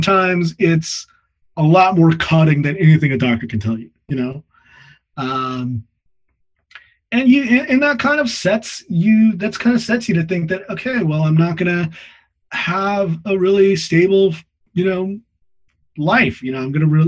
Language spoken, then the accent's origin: English; United States; moved away; also born or lived in Midwest / California / Texas; I grew up in California and Texas